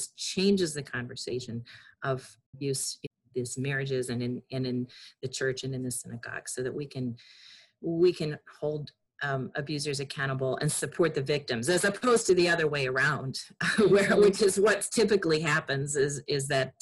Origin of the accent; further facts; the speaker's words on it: Chicago, Illinois, United States; Growing up in Chicago